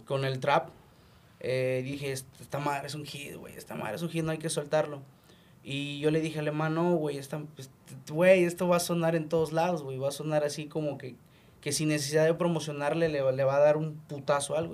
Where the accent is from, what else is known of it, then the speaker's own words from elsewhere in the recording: Chetumal, Quintana Roo, Mexico; vengo de Chetumal